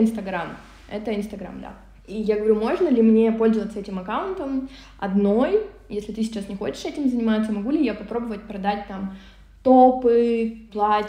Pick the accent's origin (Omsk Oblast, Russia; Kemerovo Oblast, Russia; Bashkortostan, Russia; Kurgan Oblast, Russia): Omsk Oblast, Russia; Omsk; moved away; я из Омска, из Сибири, родилась в городе Омске, там зимой минус 35